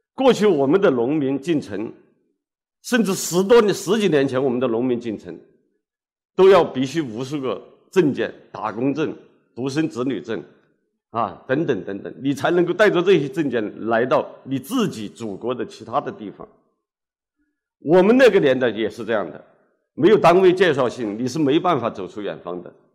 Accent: Hubei, China; moved away; 我从我的故乡那个偏僻的土家中苗族小镇出发，湖北省的最偏僻的那个角落，就是我的故乡，在地图上可以标得清清楚楚

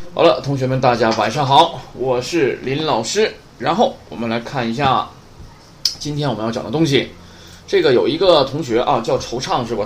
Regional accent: Northeast China, China; accent: Northeastern Mandarin; 我是东北话授课

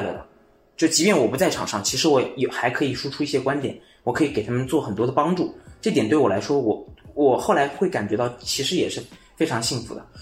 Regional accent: Jiangsu, China; moved away; also born or lived in Chengdu; 我是江苏那边的

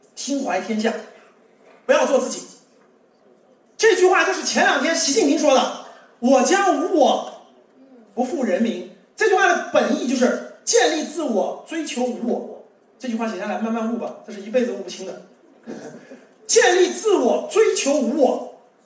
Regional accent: Beijing, China; 我们北京人

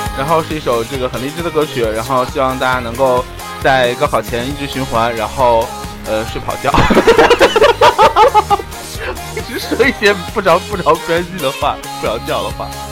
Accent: Northeast China, China; 像我们东北人比较要烤

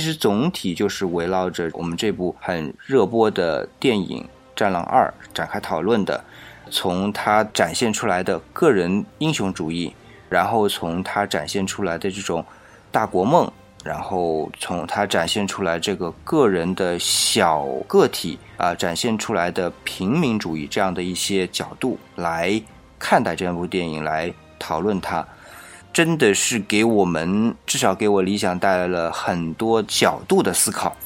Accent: China; 我们是中国人

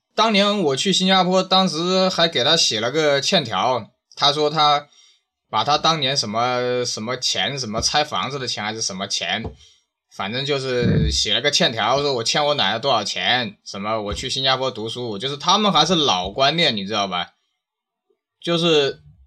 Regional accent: China; 你看我们中国人这几千年干了嘛

